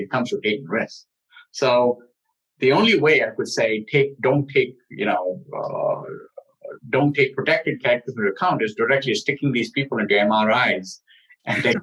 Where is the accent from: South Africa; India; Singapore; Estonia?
India; Delhi; I grew up in Delhi